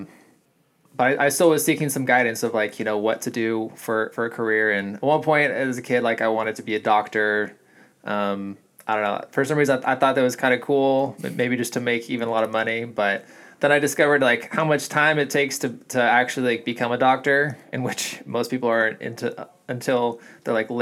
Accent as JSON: {"language": "English", "region": "California", "country": "United States", "tie": "born or raised there", "said": "I'm born and raised in California"}